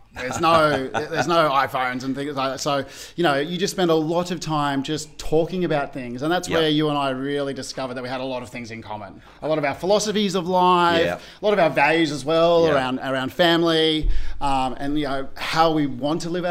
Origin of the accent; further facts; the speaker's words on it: Australia; being an Aussie, living in Australia, and then landing in Delhi